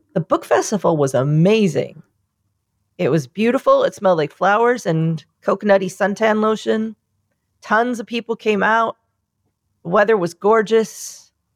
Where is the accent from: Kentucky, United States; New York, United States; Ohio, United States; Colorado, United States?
New York, United States; I'm from New York